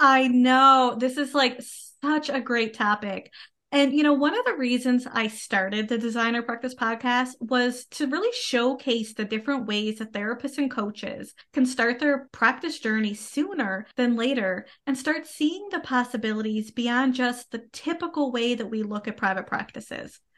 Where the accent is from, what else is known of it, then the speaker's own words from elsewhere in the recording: Canada; I am a Canadian social worker